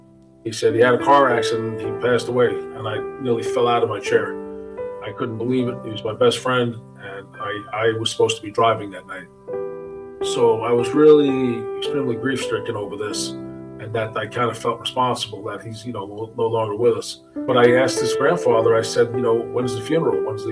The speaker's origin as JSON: {"language": "English", "town": "New York City", "region": "New York", "country": "United States", "tie": "born or raised there", "said": "I was born and raised in New York City, actually from Brooklyn. And I was from a middle-class area called Bensonhurst, Gravesend area of Brooklyn. We were in an upper middle class neighborhood. It was a very peaceful, safe neighborhood. A lot of Italians"}